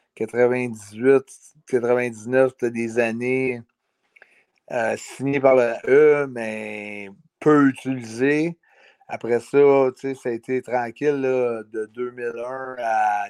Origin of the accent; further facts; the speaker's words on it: Canada; on est Canadien